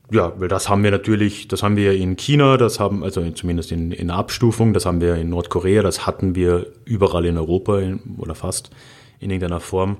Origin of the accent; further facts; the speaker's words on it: Carinthia, Austria; ich bin ja in Haider Country aufgewachsen, in Kärnten